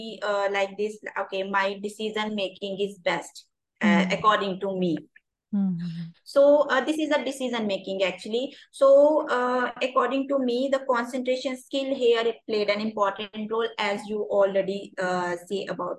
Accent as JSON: {"language": "English", "country": "India"}